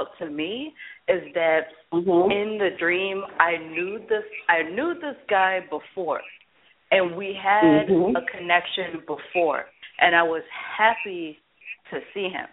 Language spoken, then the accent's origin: English; the South, United States; now in tri-state area, United States; I grew up in the South